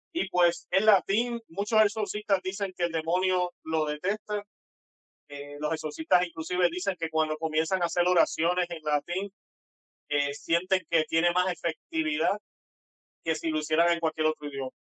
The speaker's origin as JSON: {"language": "Spanish", "country": "Puerto Rico", "said": "soy puertorriqueño, tengo un acento un poco extraño tal vez para ustedes"}